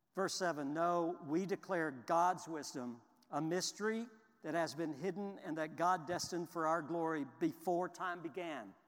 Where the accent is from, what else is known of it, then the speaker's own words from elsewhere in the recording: Houston, Texas, United States; I grew up in Houston, and it was my team.